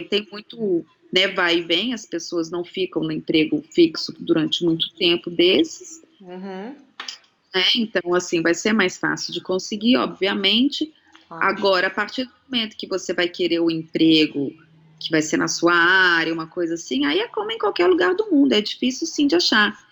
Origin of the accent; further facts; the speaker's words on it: São Paulo, Brazil; Também, também sou de São Paulo